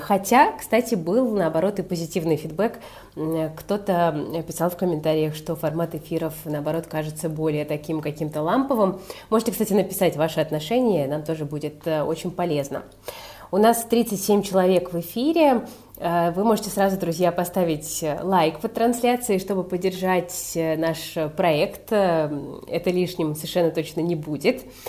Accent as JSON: {"language": "Russian", "region": "Saint Petersburg", "country": "Russia", "tie": "born or raised there", "said": "я, как э, коренной житель"}